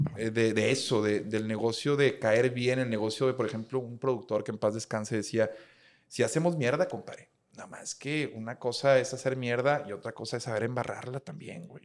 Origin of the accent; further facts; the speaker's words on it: Monterrey, Nuevo León, Mexico; somos regios